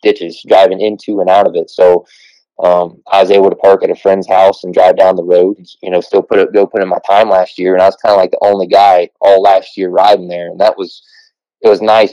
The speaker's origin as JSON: {"language": "English", "region": "Southern Ohio", "country": "United States", "said": "where Kentucky and West Virginia, Ohio all touch right at the bottom"}